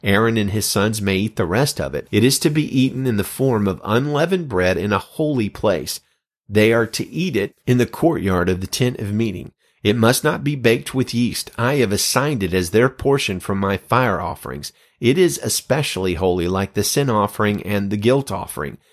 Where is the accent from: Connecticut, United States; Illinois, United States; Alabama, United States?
Alabama, United States; moved away; I was just beginning a role as the full-time senior pastor of a church in my hometown